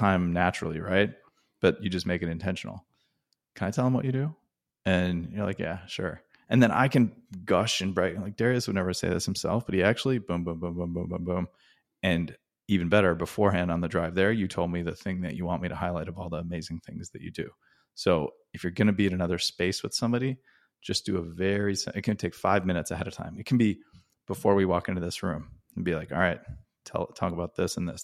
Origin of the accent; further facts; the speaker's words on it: Wisconsin, United States; where I grew up in Wisconsin and selling candy bars in the cold